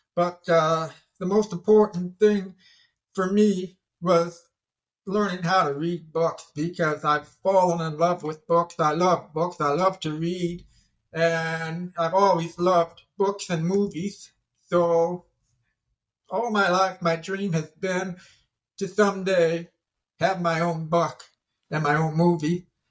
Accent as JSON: {"language": "English", "town": "Toledo", "region": "Ohio", "country": "United States", "tie": "born or raised there", "also_born_or_lived": "Savannah, Ohio", "said": "I'm from Ohio myself. I grew up in Toledo, Ohio."}